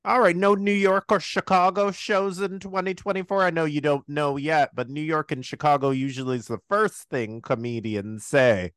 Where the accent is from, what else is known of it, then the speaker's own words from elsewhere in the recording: Toronto, Ontario, Canada; We're both from Toronto